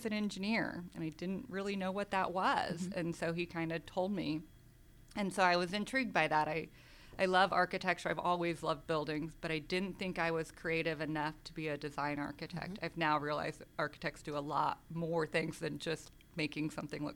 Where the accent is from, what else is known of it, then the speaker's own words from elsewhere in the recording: outside of Wichita, Kansas, United States; moved away as an adult; also born or lived in Las Vegas; now in Atlanta, United States; I grew up in Kansas. I grew up outside of Wichita, Kansas, in a small farming community.